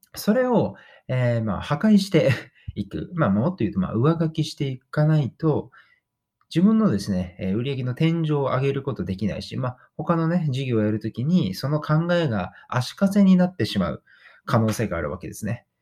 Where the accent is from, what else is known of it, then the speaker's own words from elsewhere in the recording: Kagawa, Japan; moved away as an adult; also born or lived in Osaka; 18歳の時に、えー、地元の香川県から大阪に出てきて